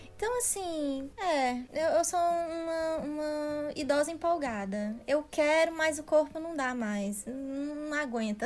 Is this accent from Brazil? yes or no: yes; Northeast Region, Brazil; now in Netherlands; a gente aqui, né, do Nordeste, né? Maceió, Rio Grande do Norte, Ceará